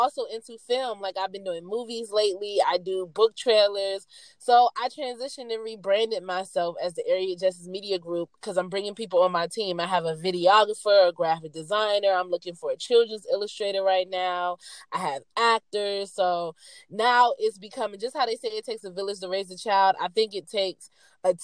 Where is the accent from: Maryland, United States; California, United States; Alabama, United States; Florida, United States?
Maryland, United States; moved away as an adult; now in Atlanta, United States; I am originally from Maryland, but right now I reside in Atlanta, Georgia. I've been here for 3 years